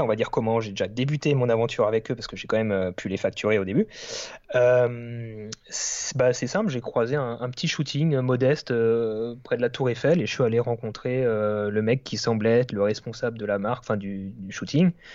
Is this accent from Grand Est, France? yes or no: yes; Alsace, Grand Est, France; j'habite en Alsace, je suis originaire d'Alsace, donc dans l'est de la France